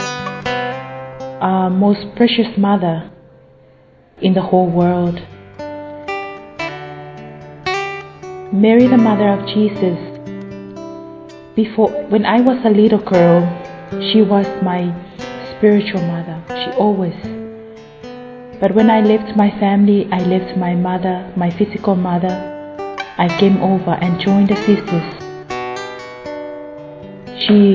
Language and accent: English; Samoa; moved away as an adult; I'm from Western Samoa.